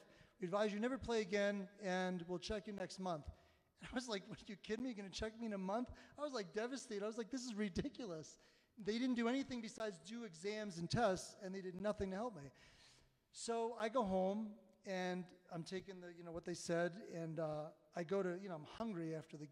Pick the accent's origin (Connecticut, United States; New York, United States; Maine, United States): New York, United States; Long Island; now in Colorado Springs, United States; I grew up in Long Island, New York